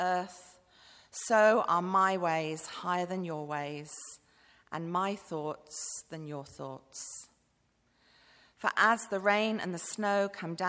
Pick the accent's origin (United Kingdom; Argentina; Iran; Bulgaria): United Kingdom; Bath, South West England; moved away as an adult; also born or lived in Manchester; now in Cambodia; I grew up in Bath